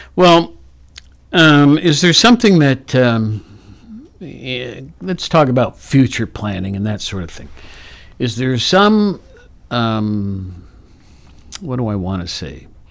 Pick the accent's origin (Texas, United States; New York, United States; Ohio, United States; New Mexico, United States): Ohio, United States; Worthington; also born or lived in Athens, Ohio; I grew up in Worthington